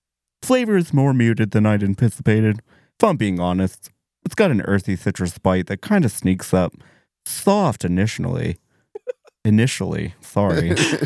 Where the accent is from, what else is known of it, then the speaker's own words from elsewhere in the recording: Saratoga Springs, New York, United States; I'm from Saratoga Springs.